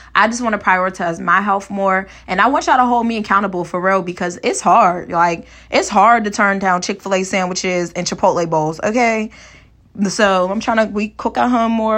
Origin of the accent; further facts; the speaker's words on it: Pittsburgh, Pennsylvania, United States; also born or lived in Kent, Ohio; my hometown of Pittsburgh, Pennsylvania